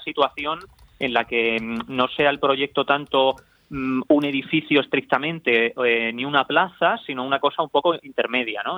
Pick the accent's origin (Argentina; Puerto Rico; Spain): Spain; Cáceres, Extremadura; yo soy de Cáceres